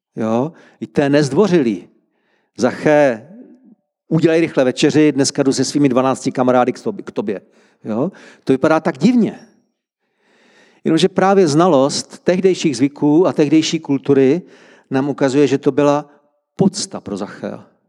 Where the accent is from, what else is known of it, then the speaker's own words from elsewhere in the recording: Czechia; Jsme Češi